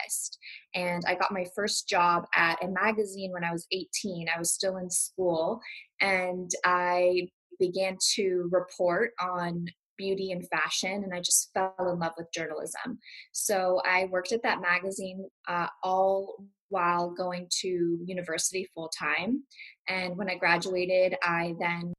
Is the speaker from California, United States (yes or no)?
yes; Malibu, California, United States; also born or lived in Beverly Hills; I grew up in LA. I grew up in Malibu